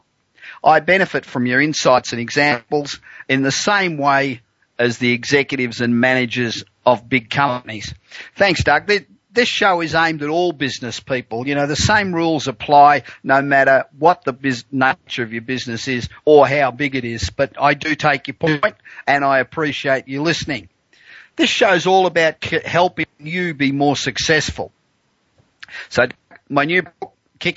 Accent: Australia; moved away as an adult; now in United States; I am Australian, although I've lived in the US for 25 years

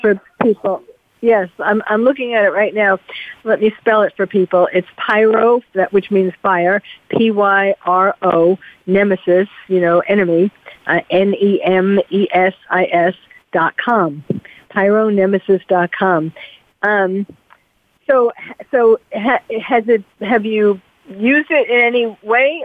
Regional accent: New York City, New York, United States; I'm from New York also

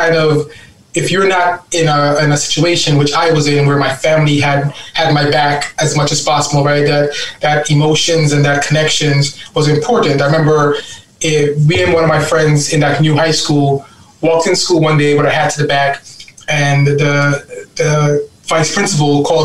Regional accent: New York City, New York, United States; also born or lived in Guyana; I'm a Brooklyn boy. I grew up in East New York, Brooklyn

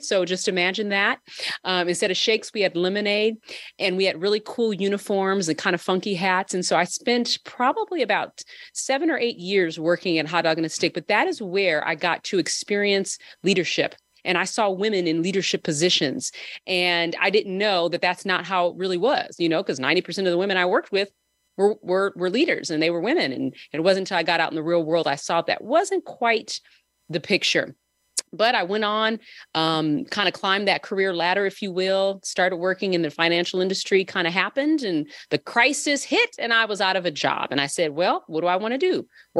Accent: California, United States; But I was born and raised in Southern California to two parents who were, you know, born, raised up in the 60s.

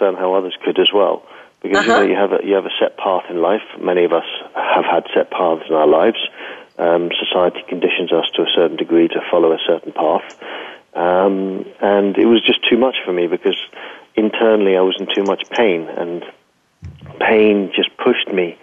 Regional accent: London, United Kingdom; moved away; I grew up in London

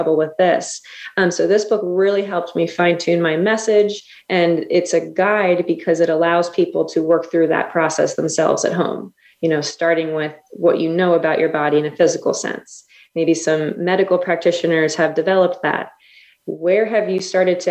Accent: near Cape May, southern New Jersey, United States; moved away as an adult; also born or lived in Oklahoma; I'm in southern New Jersey, my hometown, almost Cape May, New Jersey, where I practice

